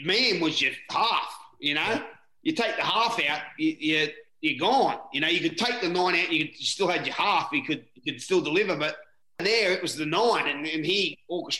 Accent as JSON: {"language": "English", "town": "Newcastle", "region": "New South Wales", "country": "Australia", "said": "I'm a halfback from Newcastle"}